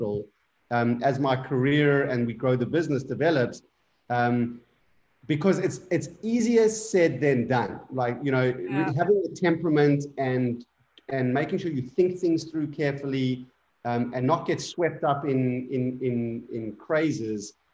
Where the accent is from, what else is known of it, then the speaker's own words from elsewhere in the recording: South Africa; moved away; also born or lived in Indonesia; a very small amount of Afrikaans because I grew up in South Africa.